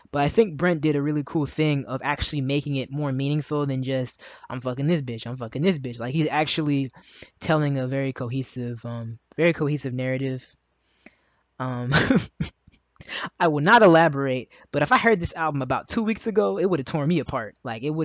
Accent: Maryland, United States; also born or lived in Howard County, Maryland; I'm from Maryland, and I lived in Howard County for a time in my early adult years

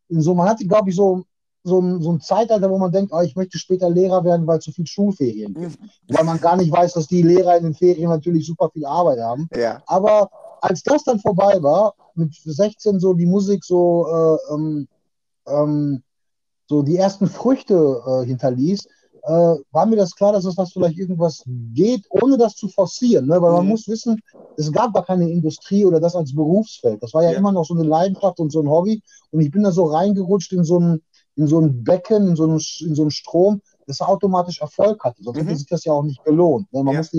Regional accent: Witten, North Rhine-Westphalia, Germany; äh, ich bin 45 Jahre. Äh, ich komme aus Witten, das ist im Ruhrpott

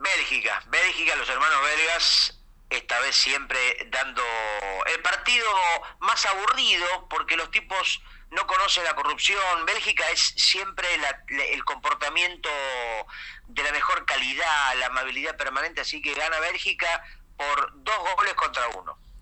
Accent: Argentina; siendo argentino

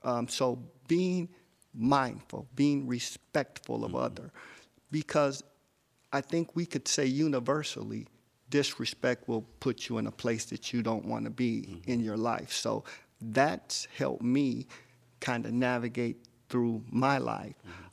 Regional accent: Detroit, Michigan, United States; moved away as an adult; also born or lived in San Diego; now in Los Angeles, United States; I'm a native Detroiter, um, born and raised in Detroit.

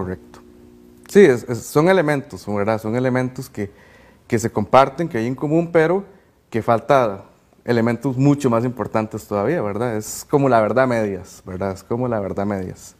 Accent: Cartago, Costa Rica; soy de Cartago, tengo 22 años

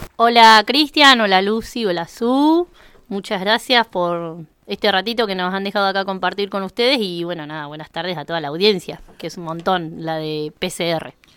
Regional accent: 25 de Mayo, La Pampa, Argentina; now in Macachín, Argentina; representando a, a mi pueblo natal 25 de mayo

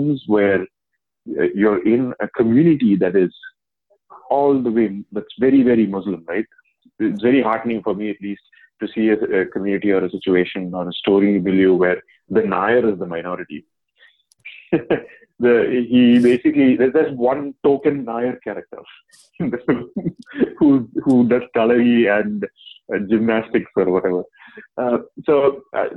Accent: India; moved away; As an Indian who's living outside of India

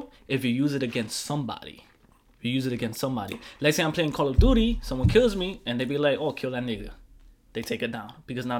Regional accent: New York City, New York, United States; I grew up in the Bronx

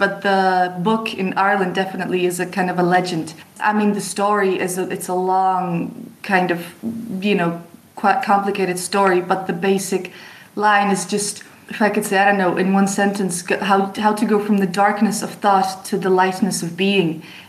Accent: France; also born or lived in Czech Republic; I was born in Czech Republic, but so my mom is Czech, but my father's English. Grew up in France

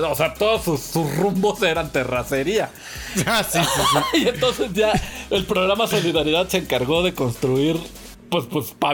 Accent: Mexico City, Mexico; accent: chilango; somos chilangos. Ah, no, no, no, pues ese es el tono. O sea, pues que, que, de aquí somos

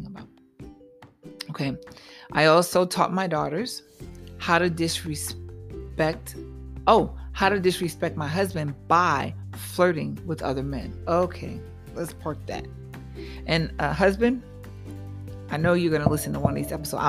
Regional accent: New York, United States; I'm a New Yorker

